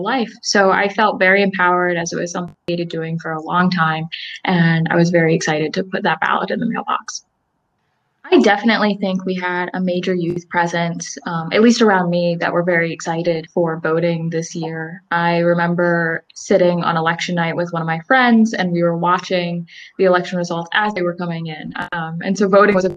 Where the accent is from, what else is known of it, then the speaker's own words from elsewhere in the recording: Salisbury, Maryland, United States; also born or lived in Elizabethtown, Pennsylvania; I am from Salisbury, Maryland, and I attend Elizabethtown College in Elizabethtown, Pennsylvania